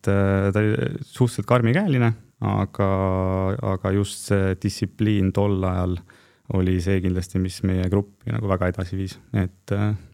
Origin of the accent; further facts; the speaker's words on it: Põlva, Põlva County, Estonia; ma olen Põlvast pärit